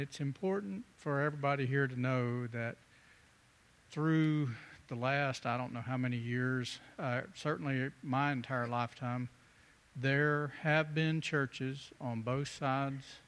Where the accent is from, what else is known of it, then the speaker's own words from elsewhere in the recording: the South, United States; I grew up in the South